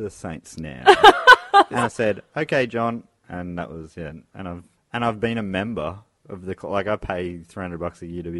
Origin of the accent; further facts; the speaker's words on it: Moorabbin, Victoria, Australia; I grew up in Moorabbin where they used to play.